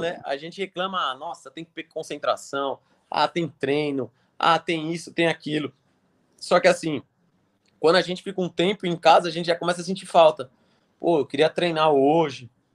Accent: Brazil; also born or lived in Switzerland; a gente é brasileiro

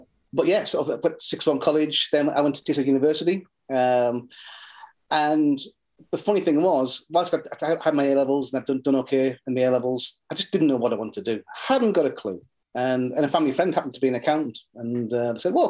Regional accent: Norton, North East England, United Kingdom; I grew up in Norton. I am in Norton

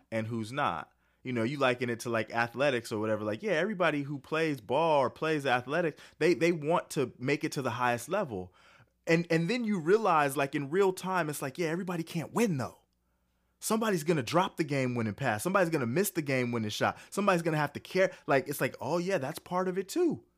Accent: California, United States; now in Texas, United States; I'm from California. I got out just in time

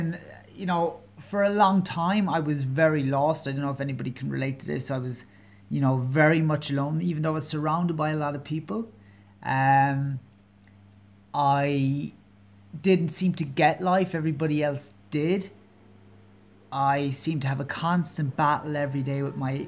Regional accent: County Kerry, Munster, Ireland; now in Dublin, Ireland; I'm Irish, I'm from Ireland, I'm originally from a county called Kerry. So there might be a twinge to my accent, and I'm living in Dublin, the capital.

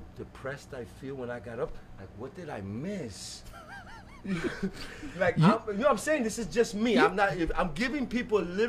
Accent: Hialeah, Florida, United States; we're both from Hialeah.

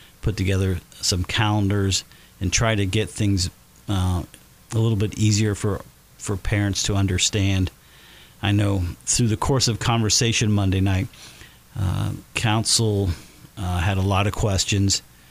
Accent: Batesville, Indiana, United States; as a kid growing up in Batesville

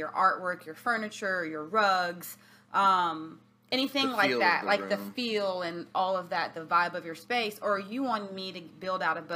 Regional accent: Alabama, United States; now in Virginia Beach, United States; I'm from Alabama

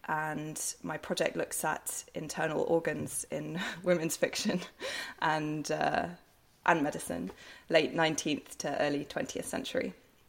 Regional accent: Bristol, South West England, United Kingdom; moved away as an adult; also born or lived in Sheffield / Cardiff; now in Ghent, Belgium; I grew up in Bristol in the southwest of England.

